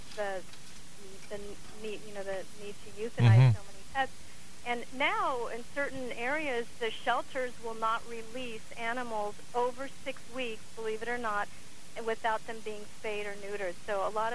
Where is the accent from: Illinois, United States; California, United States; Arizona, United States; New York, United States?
California, United States; Los Angeles; being a Valley girl growing up in San Fernando Valley in Southern mm-hmm. California